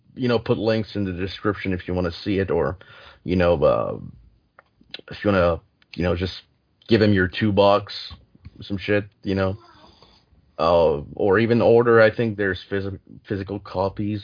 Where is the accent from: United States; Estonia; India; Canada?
Canada; English is a second language; I'm I'm French Canadian